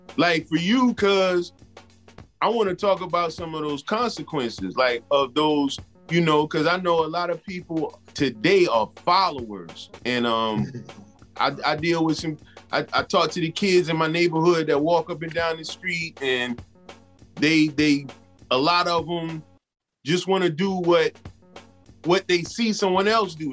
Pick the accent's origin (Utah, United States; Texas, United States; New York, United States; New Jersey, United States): New York, United States; New York City; we're from the Bronx